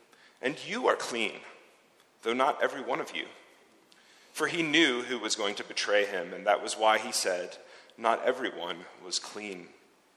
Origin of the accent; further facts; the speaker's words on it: United States; accent: American; now in Zurich, Switzerland; my American accent